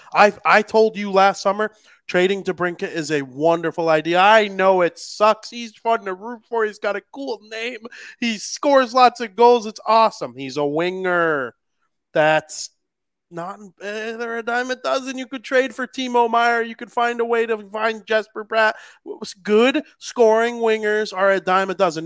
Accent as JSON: {"language": "English", "town": "Chicago", "region": "Illinois", "country": "United States", "said": "I am a Chicagoan"}